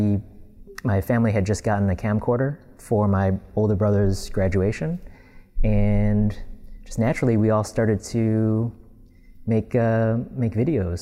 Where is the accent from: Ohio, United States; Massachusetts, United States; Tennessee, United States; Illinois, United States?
Illinois, United States; Glenview; moved away as an adult; also born or lived in Northbrook, Illinois; now in Los Angeles, United States; I grew up in Illinois and I moved in 2005